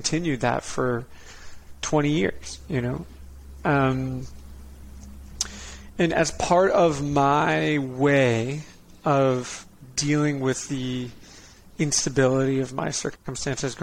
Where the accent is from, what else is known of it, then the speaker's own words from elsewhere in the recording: Connecticut, United States; also born or lived in Dana Point, California; We live like 5 minutes from the ocean in Dana Point, California. And when I was five, we moved across the country to Connecticut